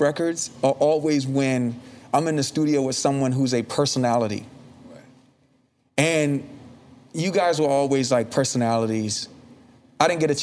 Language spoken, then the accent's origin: English; Virginia, United States; we're from Virginia